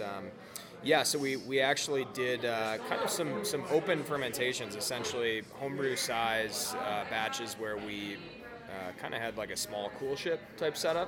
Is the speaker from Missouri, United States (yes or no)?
no; Madison, Wisconsin, United States; moved away as an adult; now in Colorado, United States; I grew up in Wisconsin, Madison, Wisconsin